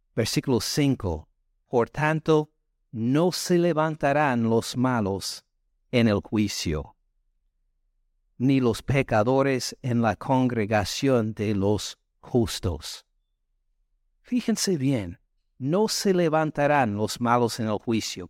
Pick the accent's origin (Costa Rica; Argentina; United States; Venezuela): United States; the north of the United States; Spanish is a second language; moved away as an adult; now in Georgia, United States; soy del norte de Estados Unidos